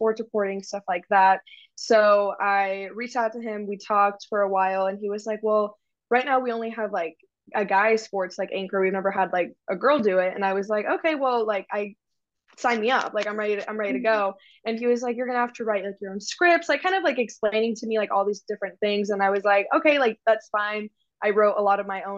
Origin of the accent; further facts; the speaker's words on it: Frisco, Texas, United States; I'm from Frisco, which is in the Dallas area